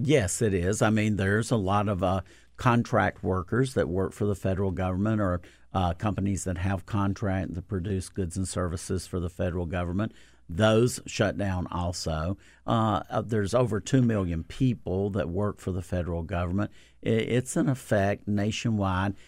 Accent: North Carolina, United States; I am from the South. I'm from North Carolina

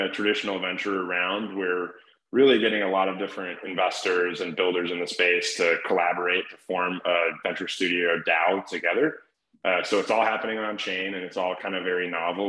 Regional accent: Cleveland, Ohio, United States; I grew up in Cleveland

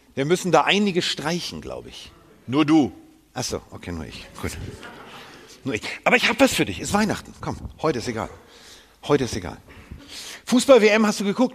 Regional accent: Hamburg, Germany; bin Hamburger

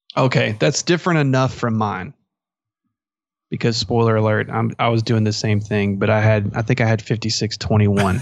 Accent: Merkel, Texas, United States; I'm from Merkle

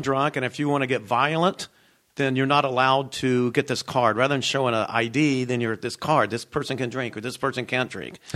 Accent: Knoxville, Tennessee, United States; moved away; also born or lived in Alabama; I'm originally from Knoxville, Tennessee.

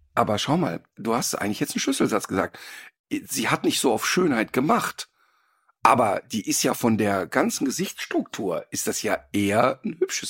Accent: Ruhr area, North Rhine-Westphalia, Germany; now in Cologne, Germany; Ich komme ja ursprünglich aus dem Robot und habe ja nicht so eine Ursprungsaffinität. Aber durch die 30 Jahre Köln

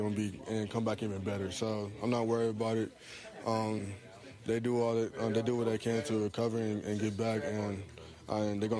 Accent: Texas, United States; I'm from Texas

